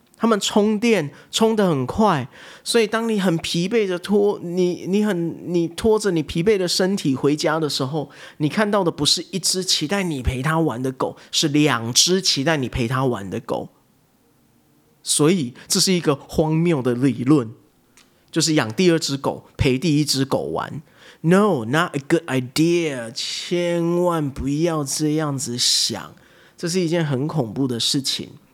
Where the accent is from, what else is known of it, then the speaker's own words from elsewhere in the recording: Taiwan; moved away as an adult; also born or lived in United States; 我在台湾我其实是一个都市长大的小孩